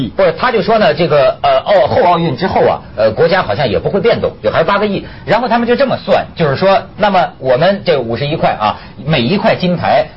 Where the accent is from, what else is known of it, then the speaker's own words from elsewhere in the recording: China; 但是我是一个中国人啊